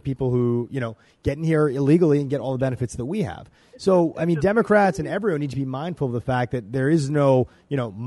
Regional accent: Egypt; now in United States; I am the son of legal immigrants. I was born in Egypt

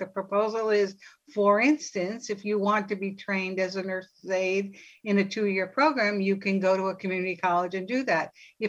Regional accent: New York City, New York, United States; that generation of my family all went to free four-year colleges. Brooklyn College, City College, in our case, because we grew up in New York.

